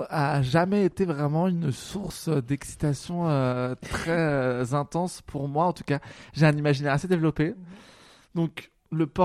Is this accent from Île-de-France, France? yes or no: yes; Paris, Île-de-France, France; also born or lived in New York; j'ai grandi à Paris.